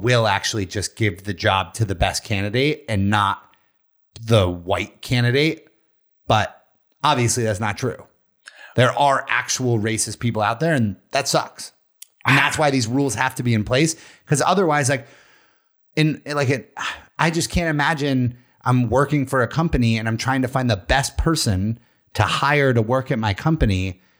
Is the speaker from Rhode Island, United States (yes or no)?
no; Westchester, New York, United States; I grew up in Westchester.